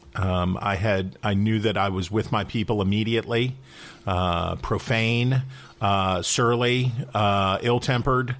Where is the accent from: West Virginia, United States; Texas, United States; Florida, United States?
West Virginia, United States; Wheeling; also born or lived in Saint Louis, Missouri; I grew up in Wheeling, West Virginia, uh, which is in the northern panhandle of West Virginia.